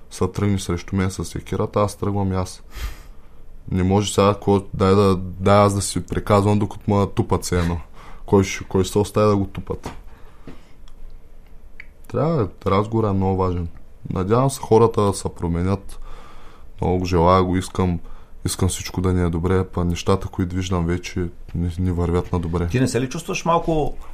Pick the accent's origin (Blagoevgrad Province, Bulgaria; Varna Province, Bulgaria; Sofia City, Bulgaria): Varna Province, Bulgaria; Byala; Аз съм от Бяла Варненско.